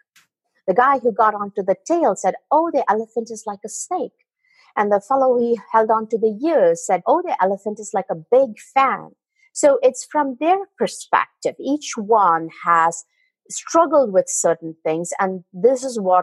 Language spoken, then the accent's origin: English; India; moved away; as a child, I come from India